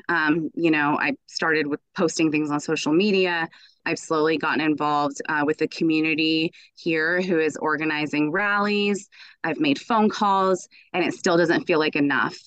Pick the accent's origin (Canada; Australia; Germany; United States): United States; I was raised in the United States. My family is from Iran.